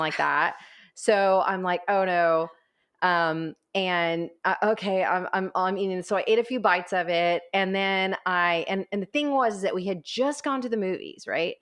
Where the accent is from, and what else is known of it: Corpus Christi, Texas, United States; also born or lived in College Station, Texas